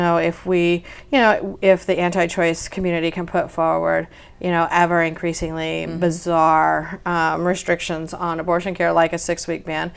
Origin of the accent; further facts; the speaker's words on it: Ohio, United States; I'm from Ohio. I'm a Midwesterner too